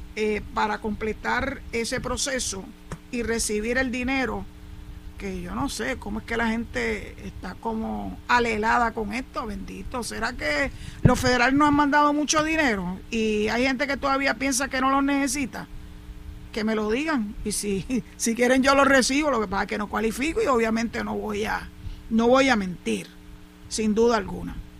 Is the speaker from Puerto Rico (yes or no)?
yes; San Juan, Puerto Rico; now in Cabo Rojo, Puerto Rico; pocas veces me desplazo en el año para mi ciudad natal, que es San Juan